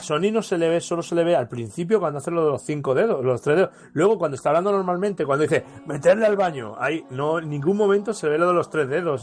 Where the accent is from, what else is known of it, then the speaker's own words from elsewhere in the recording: Madrid, Community of Madrid, Spain; nosotros somos madrileños